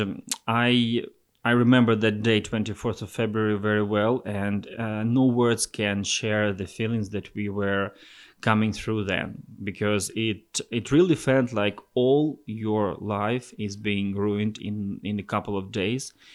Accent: Volyn Oblast, Ukraine; I'm also from Volyn region. This is the northwest part of Ukraine.

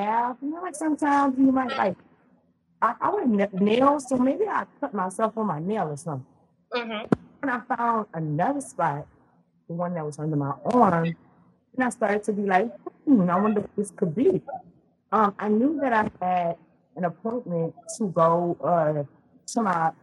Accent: Louisiana, United States; now in Texas, United States; I'm from Louisiana. That's where I'm originally from. Mm-hmm. I'm in Texas now, but I'm from Louisiana. So I grew up in the South.

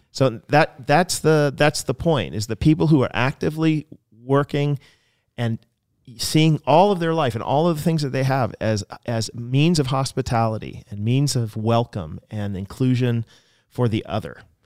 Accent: United States; also born or lived in Canada; I was in Canada as an American

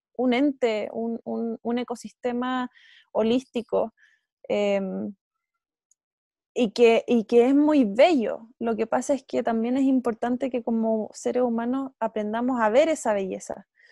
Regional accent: Chile; nosotros como chilenos

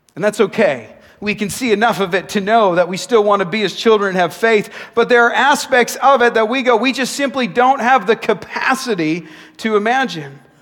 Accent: Nanaimo, British Columbia, Canada; When I was a kid playing basketball in my hometown of Nanaimo

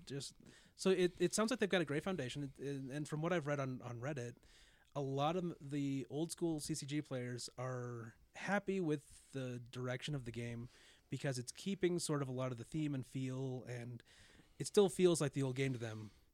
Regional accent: United States; being an American

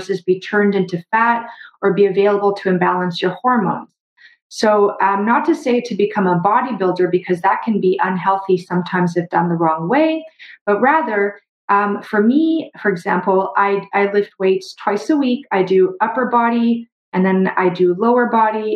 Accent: Brazil; now in Canada; I grew up in Brazil

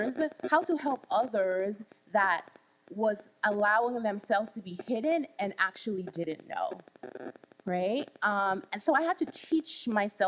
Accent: Charlotte Amalie, U.S. Virgin Islands; moved away; I grew up in the Caribbean. I grew up in the Virgin Islands, St. Thomas.

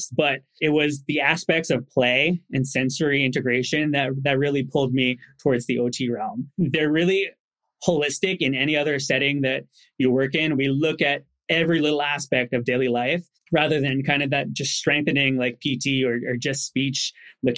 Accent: New Jersey, United States; I grew up in New Jersey

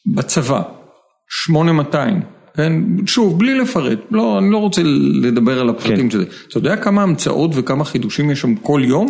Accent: Tel Aviv, Tel Aviv District, Israel; אני תל אביבי, אתה יודע, אני נוסע לים באופניים

